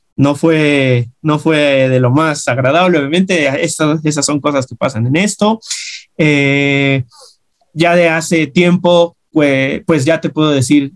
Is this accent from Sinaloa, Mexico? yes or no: no; Mexico City, Mexico; Yo soy del centro de la Ciudad de México